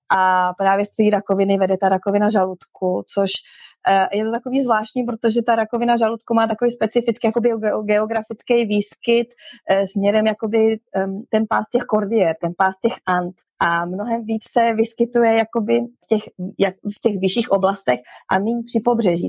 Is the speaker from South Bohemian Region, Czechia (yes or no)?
no; Česká Lípa, Liberec Region, Czechia; moved away as an adult; now in Chile; já jsem z České Lípy